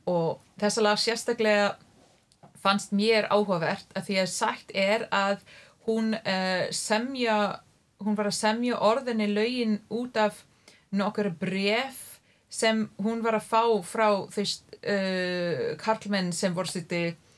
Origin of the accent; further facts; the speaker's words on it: near Ottawa, Ontario, Canada; Icelandic is a second language; moved away as an adult; also born or lived in Toronto, Canada; now in Iceland; Ég er alveg upp í dreifbili í höfuborgarsvæðinu, mm -hmm. Eh, nálagt Ottawa